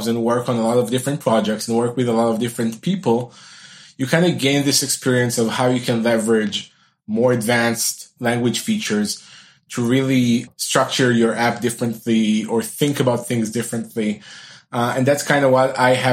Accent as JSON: {"language": "English", "country": "Israel", "said": "I'm from Israel"}